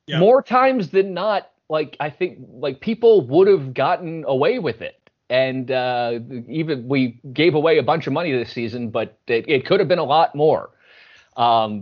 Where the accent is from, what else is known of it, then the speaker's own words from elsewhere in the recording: Philadelphia, Pennsylvania, United States; I'm from the Philly area